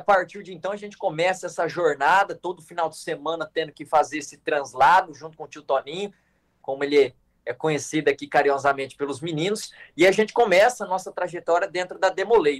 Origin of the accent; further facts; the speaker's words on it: Glória d'Oeste, Mato Grosso, Brazil; A gente é do interior de Mato Grosso, da cidade de Glória do Oeste